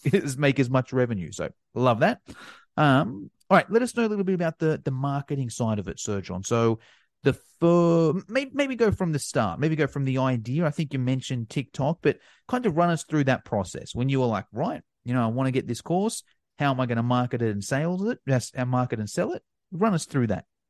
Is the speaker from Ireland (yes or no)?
no; Australia; being Australian